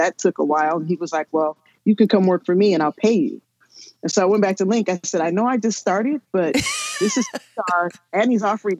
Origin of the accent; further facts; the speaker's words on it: Los Angeles, California, United States; I was born in East L.A., like the movie.